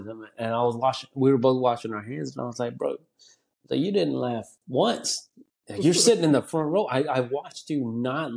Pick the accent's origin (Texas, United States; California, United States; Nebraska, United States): Texas, United States; Conroe; first language Spanish; English is a second language; moved away as an adult; also born or lived in Dallas, Texas / Willis, Texas; now in Austin, United States; I grew up in the Conroe area